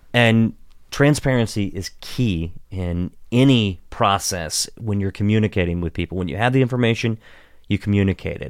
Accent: Washington County, Western Maryland, United States; also born or lived in Pittsburgh, Pennsylvania; I grew up in Western Maryland in Washington County

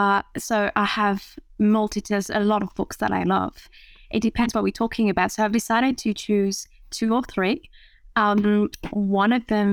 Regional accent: France; English is a second language; So I am French. I have lost my accent because my Australian partner helps me a lot with that.

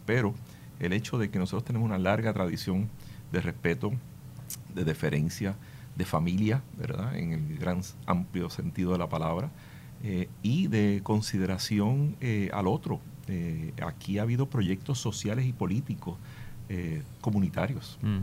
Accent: Puerto Rico; como puertorriqueños y puertorriqueñas

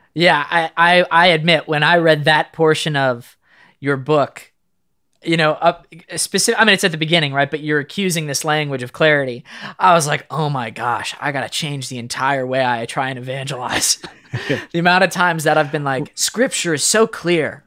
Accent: Virginia, United States; I'm from Virginia

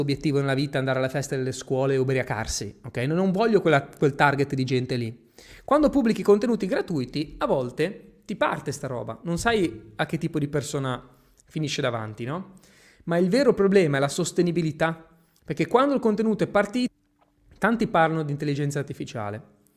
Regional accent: Genoa, Liguria, Italy; accent: Genoese; Io ho l'accento genovese

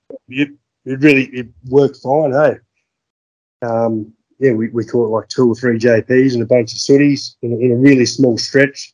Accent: Gordonvale, Queensland, Australia; also born or lived in Darwin; I grew up in Gordonville. I was actually born in Darwin.

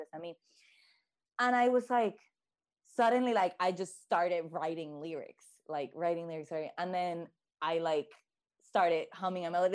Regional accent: Puerto Rico; now in Boston, United States; I am from originally from Puerto Rico, born and raised

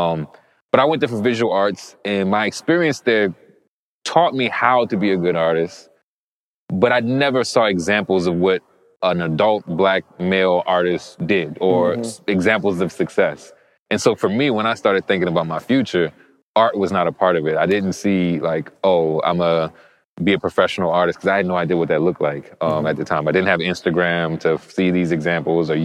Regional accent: New Orleans, Louisiana, United States; being from New Orleans is a special place

